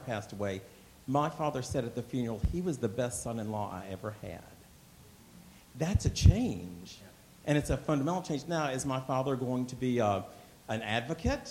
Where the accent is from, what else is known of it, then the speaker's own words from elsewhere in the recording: Lynchburg, Virginia, United States; I grew up in Lynchburg, Virginia